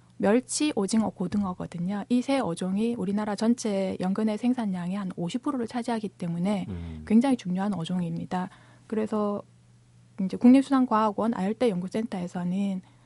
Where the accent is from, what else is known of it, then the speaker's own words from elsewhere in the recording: Busan, South Korea; 제가 고향이 부산이어서 그 바다를 접할 수 있는 기회가 많았었고요